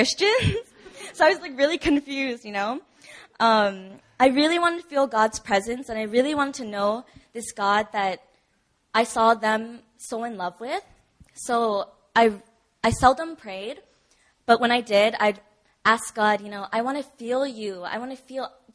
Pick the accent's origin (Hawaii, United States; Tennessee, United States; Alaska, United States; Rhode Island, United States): Hawaii, United States; moved away as an adult; now in Busan, South Korea; Back home in Hawaii, I grew up in a Catholic church and went to an all-girls Catholic school all of my life until college